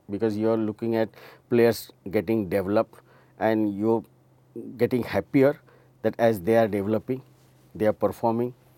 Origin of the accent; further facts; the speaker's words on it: Mumbai, Maharashtra, India; we are from Mumbai